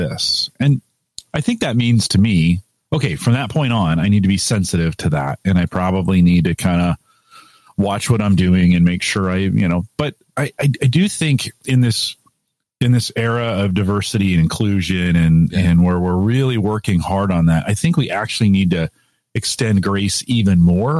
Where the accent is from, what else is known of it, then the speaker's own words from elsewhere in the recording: United States; I'm an American